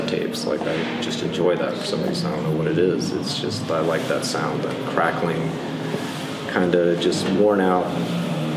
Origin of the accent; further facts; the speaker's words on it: Midland, Texas, United States; now in Austin, United States; Born in Midland, Texas in 1982, and left around 2000 to start college